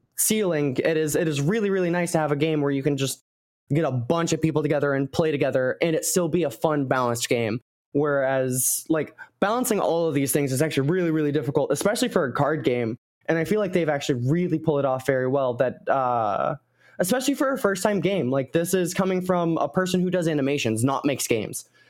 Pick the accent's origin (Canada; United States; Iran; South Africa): United States; I am American